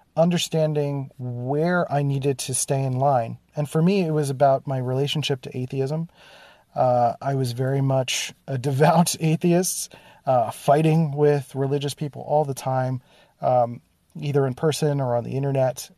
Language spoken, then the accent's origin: English; Philadelphia, Pennsylvania, United States; growing up in Philadelphia, there was literally a place called Germantown